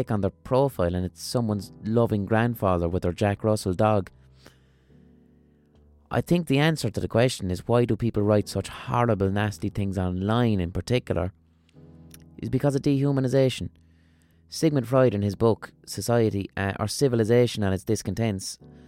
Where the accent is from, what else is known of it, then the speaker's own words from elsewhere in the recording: Limerick, Munster, Ireland; accent: neutral Limerick city accent; my accent isn't even a strong Limerick accent. It's a pretty neutral Limerick city accent.